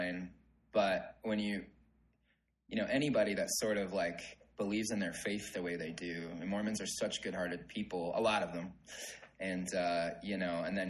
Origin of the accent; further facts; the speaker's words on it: Southern California, United States; moved away as an adult; also born or lived in Nebraska; now in Utah, United States; I was born and raised in Southern California, LA and San Diego were my backyard